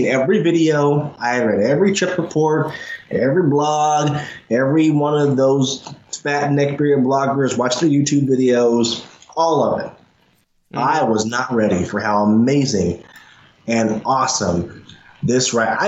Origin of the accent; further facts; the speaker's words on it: Indiana, United States; I come from Indiana, where we have the world's cleanest theme park in Holiday World